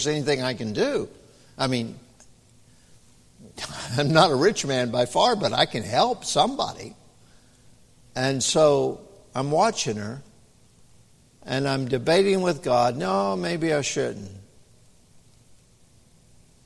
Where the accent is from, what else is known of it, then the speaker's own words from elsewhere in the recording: the South, United States; I'm from the South